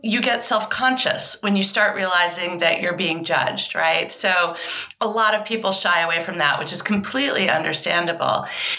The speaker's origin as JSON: {"language": "English", "region": "Maine", "country": "United States", "tie": "born or raised there", "also_born_or_lived": "England", "said": "I was born in England. My parents are Southern, and we eventually moved to Maine. So I had a really unusual childhood. We were back and forth to England for 9 years. I have dual citizenship."}